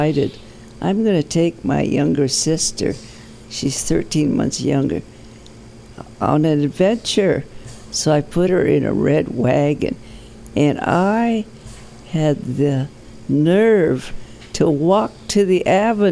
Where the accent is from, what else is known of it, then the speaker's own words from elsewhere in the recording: Seattle, Washington, United States; I was born in Seattle, Washington. I was born in the back of a Chinese hand laundry in the University District